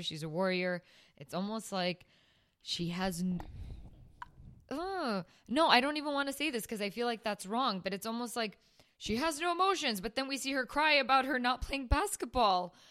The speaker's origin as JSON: {"language": "English", "town": "Burbank", "region": "California", "country": "United States", "tie": "born or raised there", "said": "growing up in Burbank"}